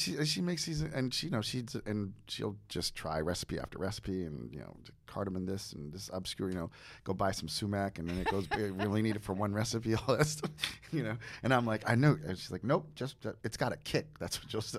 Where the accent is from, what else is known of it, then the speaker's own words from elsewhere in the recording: New Jersey, United States; I'm from New Jersey